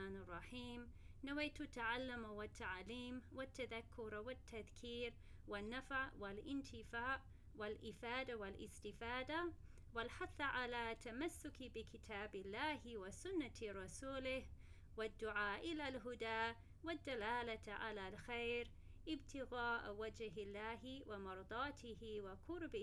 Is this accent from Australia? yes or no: yes; Australia; now in Abu Dhabi, United Arab Emirates; I'm from Australia and I currently live in Abu Dhabi